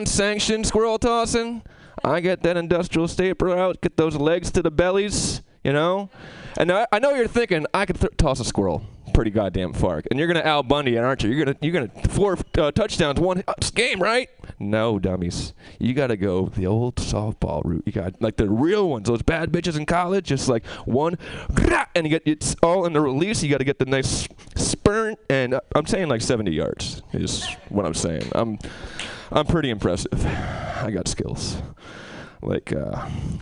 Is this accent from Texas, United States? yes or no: no; Albany, New York, United States; now in Albany, United States; I moved from this wonderful city back to my hometown in Albany